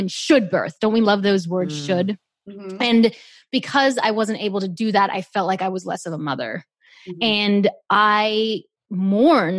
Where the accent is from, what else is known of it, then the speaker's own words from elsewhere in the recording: Australia; moved away as an adult; also born or lived in South Africa; now in Los Angeles, United States; I moved from South Africa to Australia